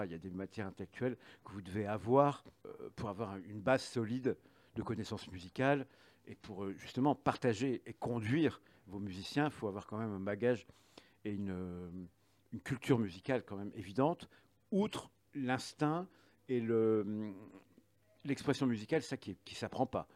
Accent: the North, north of France, France; je suis, du Nord, donc je, je suis en, dès le collège, euh, mes parents m'ont mis en, classe à horaire aménagé

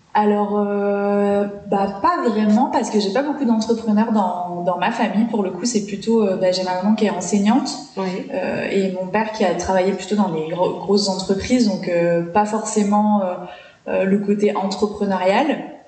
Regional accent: New Caledonia; also born or lived in Paris region, France; j'ai passé toute mon enfance ici, et bah, j'ai carrément plus de souvenirs en, Calédonie.

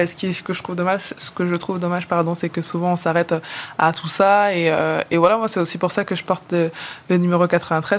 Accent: La Courneuve, Île-de-France, France; also born or lived in Villepinte; Je suis née à Villepinte, j'ai grandi à La Courneuve

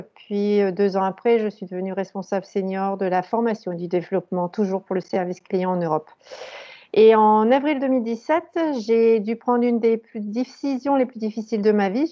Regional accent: Valenciennes, Hauts-de-France, France; moved away as an adult; now in Germany; j'ai grandi et fait mes études dans le nord de la France, à Valenciennes

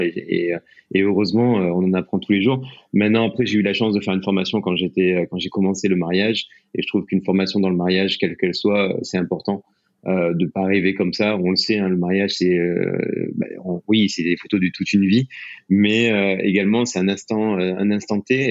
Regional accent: France; moved away as an adult; also born or lived in United States; en tant que Français

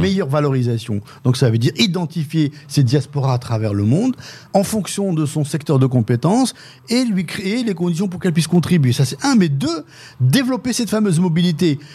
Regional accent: Dreux, Centre-Val de Loire, France; ma ville d'origine qui est Dreux. En France

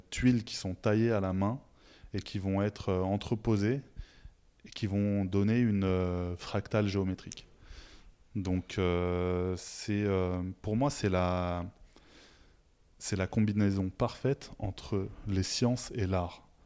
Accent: southern Tunisia, Tunisia; La mienne, il n'y avait pas de zélie chez moi. je viens du sud de la Tunisie. Et euh, chez moi, les maisons sont blanches

